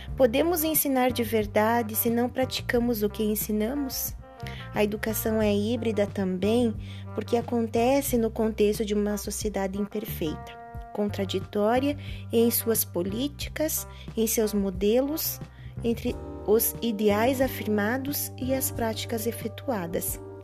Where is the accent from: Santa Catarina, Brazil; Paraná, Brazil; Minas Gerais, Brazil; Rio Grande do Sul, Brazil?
Paraná, Brazil; Capanema; sou de Capanema, Paraná